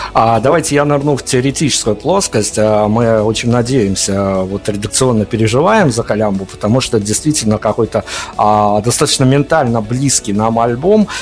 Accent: Belarus; мы, белорусы, Беларуси

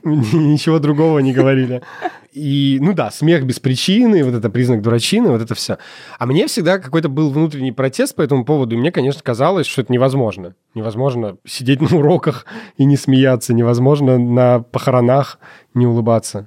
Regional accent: Russia; я родился в России, ж-, живу в России

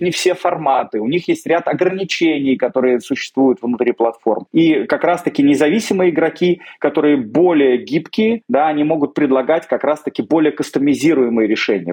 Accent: Moscow, Russia; Я родился в Москве

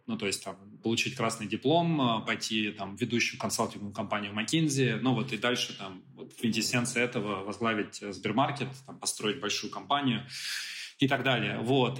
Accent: Moscow, Russia; родился и вырос в Москве

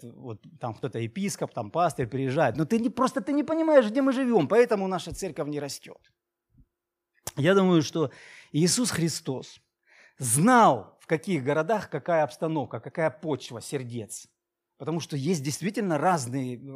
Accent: Maykop, Adygea, Russia; moved away as an adult; also born or lived in Krasnodar; now in Novorossiysk, Russia; где ты родился, где ты крестился, где ты женился, влюбился, целовался первый раз и все остальное, Майкоп, мой город

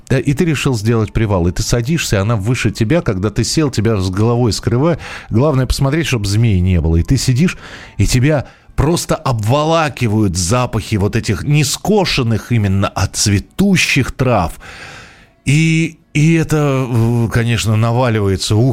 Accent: Azov, Rostov Oblast, Russia; now in Valencia, Spain; До сих пор помню запах в столовой кухне, в детстве, в детском садике «Солнышко» города Азова

